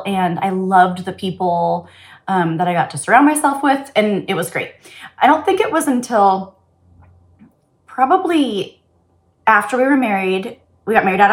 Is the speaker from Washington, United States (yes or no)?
yes; Bellevue, Washington, United States; I grew up in Bellevue, right here near Seattle